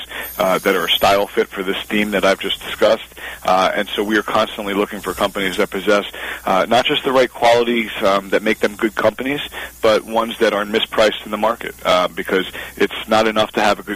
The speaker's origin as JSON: {"language": "English", "region": "Pennsylvania", "country": "United States", "tie": "born or raised there", "said": "My home state of Pennsylvania, where I was born and raised"}